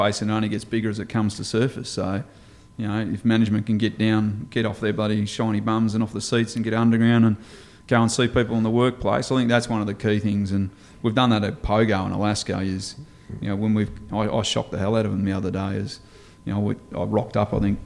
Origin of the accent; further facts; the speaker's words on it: Esperance, Western Australia, Australia; also born or lived in Perth; I'm born and bred in Esperance